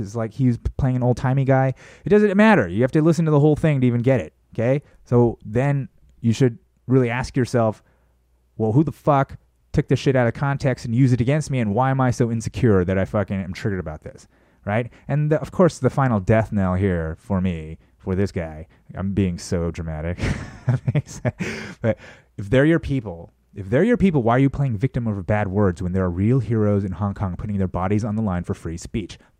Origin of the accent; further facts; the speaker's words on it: United States; I'm an American.